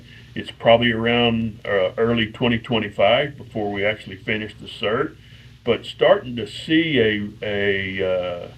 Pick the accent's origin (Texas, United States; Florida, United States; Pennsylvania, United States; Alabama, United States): Texas, United States; College Station; I born and raised in College Station at Texas A&M.